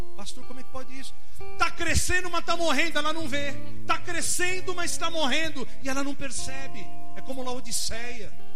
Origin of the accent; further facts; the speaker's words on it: Brazil; Sou brasileiro